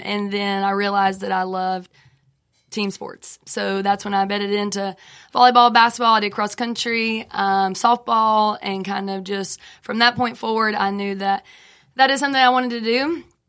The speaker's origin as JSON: {"language": "English", "town": "Franklin", "country": "United States", "tie": "born or raised there", "said": "I grew up in Franklin."}